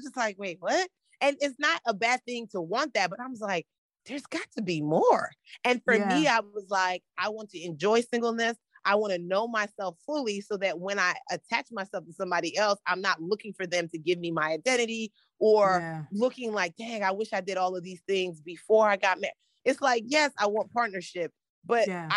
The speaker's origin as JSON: {"language": "English", "country": "United States", "also_born_or_lived": "Nigeria", "said": "I'm Nigerian American gal, parents have these very specific expectations"}